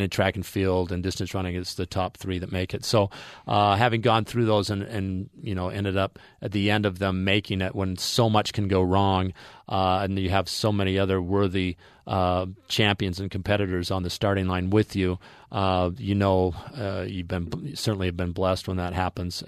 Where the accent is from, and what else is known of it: Ogden, Utah, United States; born or raised there; also born or lived in American Samoa